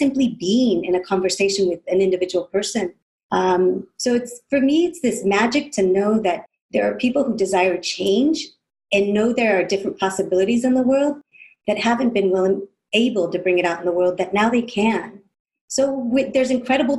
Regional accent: California, United States; growing up in California from parents of Mexico

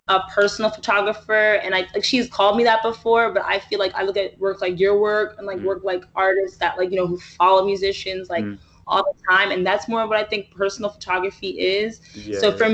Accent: New York City, New York, United States; I'm a New Yorker

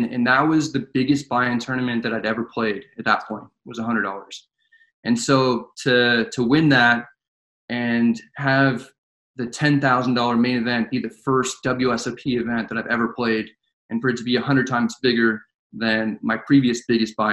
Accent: Northern California, United States; I'm from Northern California, about an hour north of San Francisco

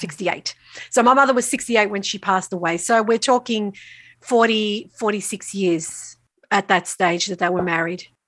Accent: Australia; I'm what we consider first generation Australian. S, so both my parents migrated from Italy, from the south of Italy when they were both very young. They didn't know each other. They met here in Australia.

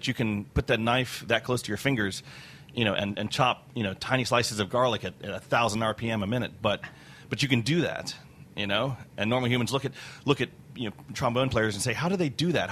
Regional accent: Richmond, Virginia, United States; moved away as an adult; now in Washington, D.C., United States; I'm from Richmond, and my family's been from Richmond for a while

